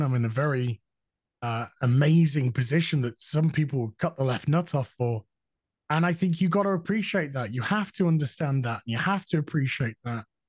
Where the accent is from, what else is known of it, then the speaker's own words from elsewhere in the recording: Yorkshire and the Humber, United Kingdom; I'm a Yorkshireman. We're no nonsense up here